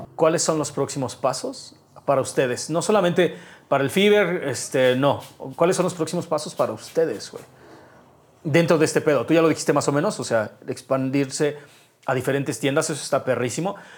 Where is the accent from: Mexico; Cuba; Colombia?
Mexico; como mexicano